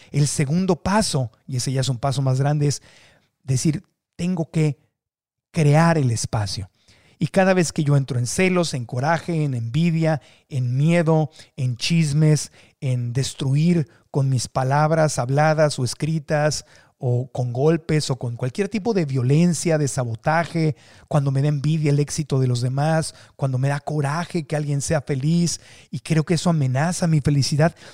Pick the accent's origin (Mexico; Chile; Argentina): Mexico